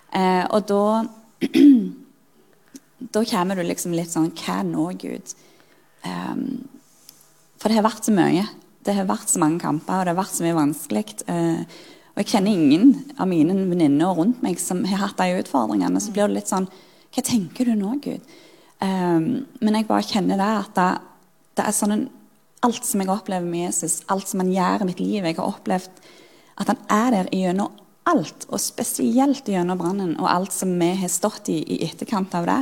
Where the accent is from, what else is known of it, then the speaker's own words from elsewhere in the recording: Sirevåg, Rogaland, Norway; moved away as an adult; Jeg er jo født og oppvokst i Sirevåg på Jæren